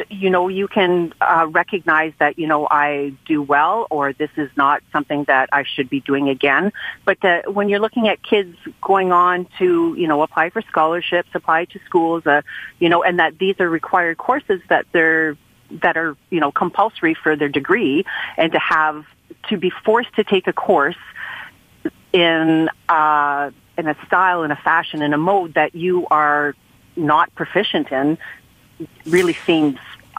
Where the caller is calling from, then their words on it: St. Joseph Island, Ontario, Canada; I'm calling from St. Joe's Island in Northern Ontario.